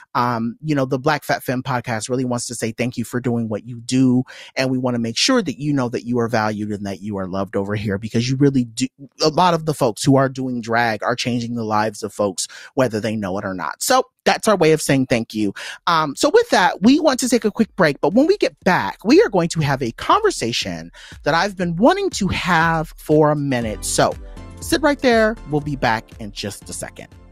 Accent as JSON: {"language": "English", "area": "Inland Empire", "region": "California", "country": "United States", "tie": "born or raised there", "said": "I am what I like to call an I E girl, so I grew up in the Inland Empire"}